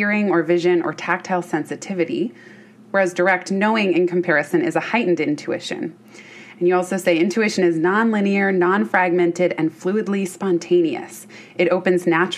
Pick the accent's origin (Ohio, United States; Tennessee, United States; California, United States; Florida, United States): California, United States; Bay Area; I grew up in the Bay Area